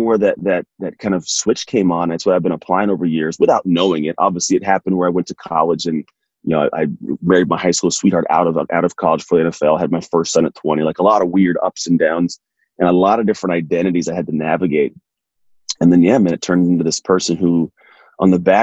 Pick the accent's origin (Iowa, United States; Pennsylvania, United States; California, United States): California, United States; East San Francisco Bay Area; I grew up in the East San Francisco Bay Area